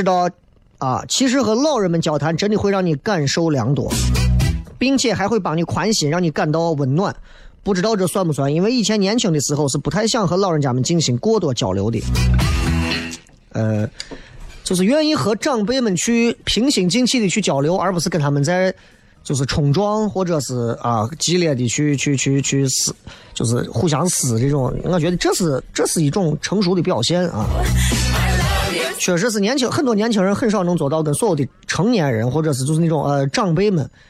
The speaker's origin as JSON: {"language": "Chinese", "town": "Xi'an", "region": "Shaanxi", "country": "China", "said": "作为一个西安人，你觉得你够格吗？"}